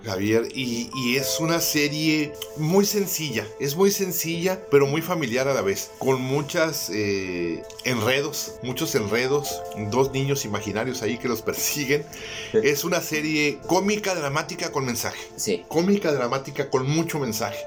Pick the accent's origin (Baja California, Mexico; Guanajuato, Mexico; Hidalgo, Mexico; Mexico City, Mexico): Baja California, Mexico; Tijuana; los que somos de Tijuana